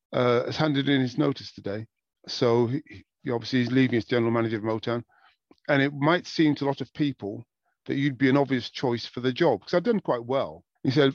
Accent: Wigan, North West England, United Kingdom; moved away as an adult; also born or lived in Newcastle / Los Angeles; I was born in Newcastle. I've lived in England. I lived in Wigan and northwest of England pretty much all my life

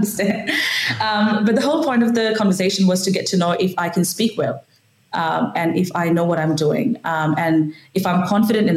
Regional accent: India; first language Marathi; English is a second language; now in Adelaide, Australia; Marathi is my mother tongue, which I speak at home

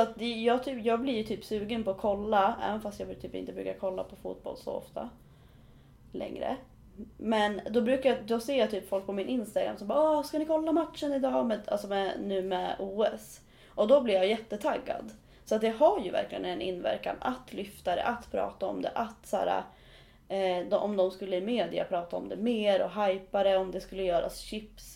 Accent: Riddarhyttan, Västmanland, Sweden; Riddarhyttan där jag är ifrån

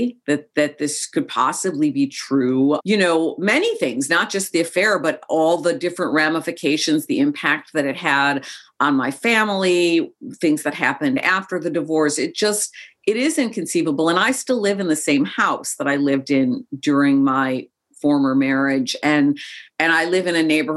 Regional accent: Chicago, Illinois, United States; also born or lived in Joshua Tree, California; I grew up in Chicago. I've lived away from Chicago for about a decade of my life at various different times, but I grew up in Chicago as well

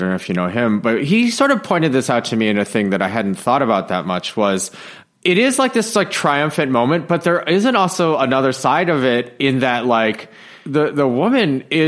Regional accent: Michigan, United States; moved away as an adult; also born or lived in New York; I was born in Michigan. I'm you know, Midwestern Asian person

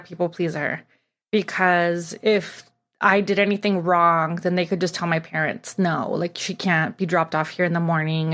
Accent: Tijuana, Baja California, Mexico; now in Los Angeles, United States; I grew up in Tijuana, and I guess now I would be, like, third generation from Tijuana, and I grew up living in Mexico but going to school in the U S

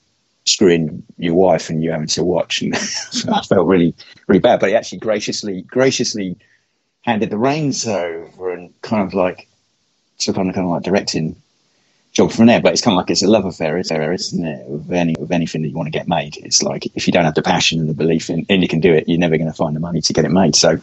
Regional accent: Bury St Edmunds, East of England, United Kingdom; That's where I was born

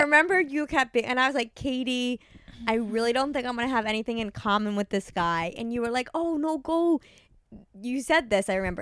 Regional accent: New York, United States; I'm from New York.

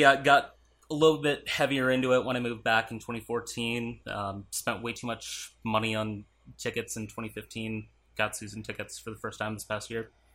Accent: Minnesota, United States; moved away as an adult; also born or lived in Arizona; that was actually the same year I moved from Minnesota to Arizona

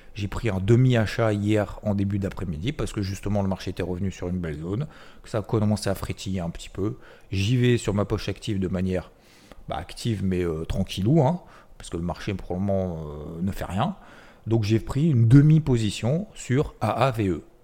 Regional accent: the South, south of France, France; je suis originaire du Sud

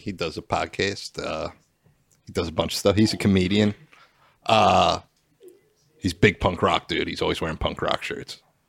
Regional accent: Pennsylvania, United States; I rep PA proud.

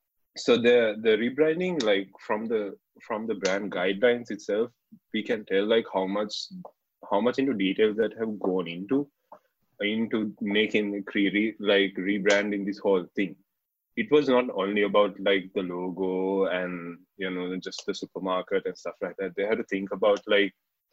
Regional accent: Kandy, Central Province, Sri Lanka; I'm from Kandy originally.

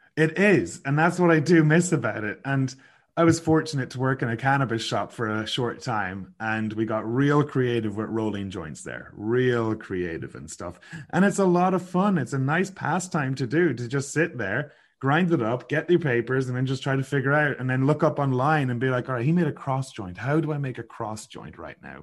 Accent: Sligo, Connacht, Ireland; moved away as an adult; now in Kelowna, Canada; growing up in Sligo

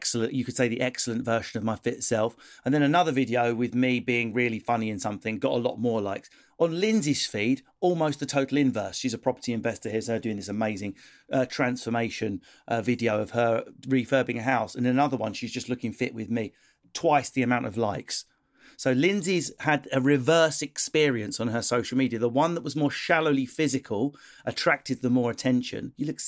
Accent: United Kingdom; because we're British, we quite like someone excellent, but she's got a wonky tooth

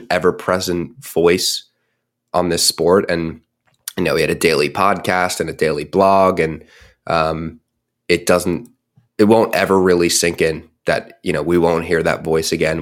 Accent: United States; moved away; my hometown outside, right outside of Washington, D C.

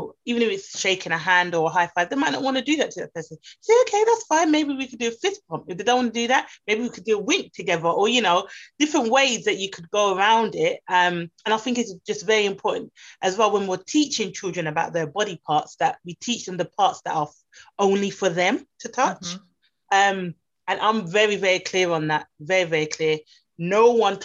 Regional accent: United Kingdom; I grew up, obviously, I'm Jamaican, British Jamaican. So I grew up where manners is very important.

